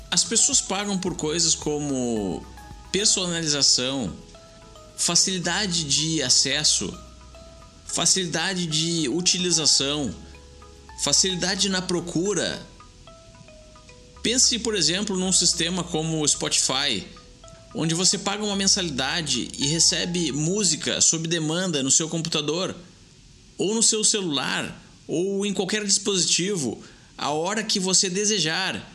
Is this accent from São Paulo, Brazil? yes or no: yes; Jundiaí, São Paulo, Brazil; Sou daqui da cidade de Jundiaí, interior de São Paulo.